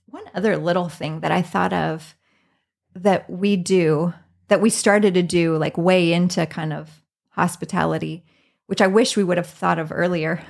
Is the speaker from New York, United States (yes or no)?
no; Southeastern Iowa, United States; moved away as an adult; now in Minnesota, United States; I was born and raised in Iowa